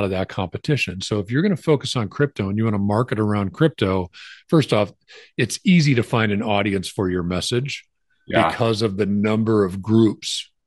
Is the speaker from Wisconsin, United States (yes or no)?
yes; Wisconsin, United States; I grew up knowing Kiwanis in Wisconsin